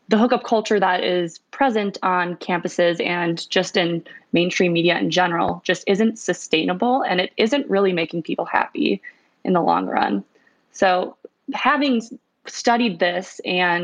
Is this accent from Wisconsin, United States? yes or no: yes; Milwaukee, Wisconsin, United States; moved away as an adult; also born or lived in Cincinnati; I'm originally from Wisconsin. I grew up in the Milwaukee suburbs